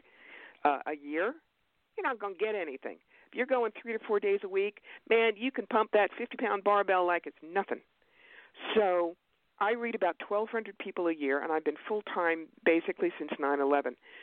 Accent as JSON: {"language": "English", "region": "New York", "country": "United States", "said": "I'm a New Yorker"}